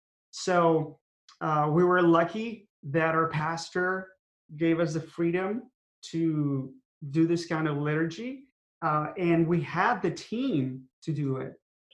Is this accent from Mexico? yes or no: yes; Mexico; moved away; I was raised in Mexico, where Our Lady of Guadalupe appeared.